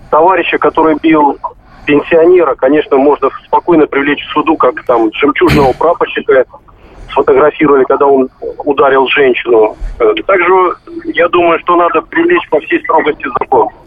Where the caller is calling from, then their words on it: Rostov-on-Don, Rostov Oblast, Russia; Я звоню из Ростова-на-Дону.